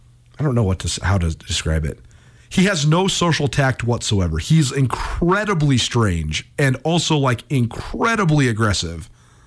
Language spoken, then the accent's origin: English; Missoula, Montana, United States; when I was growing up in Missoula, Montana